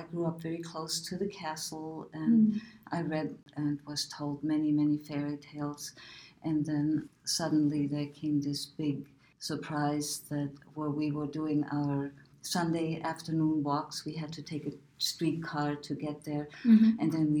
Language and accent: English; Nuremberg, Bavaria, Germany; moved away; I grew up in Nuremberg, Germany, mm-hmm. the Nuremberg of Hitler's parade ground, as well as the Nuremberg trials.